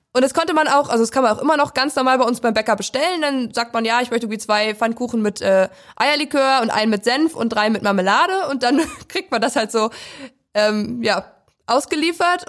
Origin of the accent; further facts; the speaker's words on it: Prignitz, northern Brandenburg, Germany; ich komme aus der Prignitz. Das ist ein Landkreis im Norden Brandenburgs und da komme ich aus so einem Tausend-Seelendorf